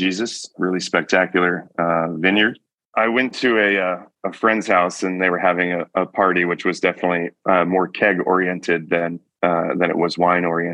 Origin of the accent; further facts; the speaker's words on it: Georgetown, Texas, United States; moved away as an adult; also born or lived in St. Joseph, Michigan / Austin, Texas; now in Healdsburg, United States; I grew up in the Austin area by way of St. Joseph, Michigan. So my early formative years were in southwest corner of Michigan. We moved to Texas when I was 10 in the early 90s